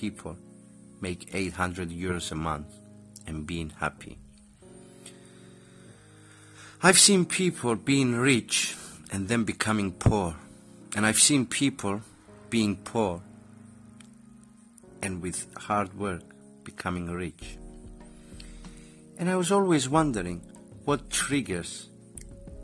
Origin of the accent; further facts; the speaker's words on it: Cyprus; I am from Cyprus and I am an entrepreneur.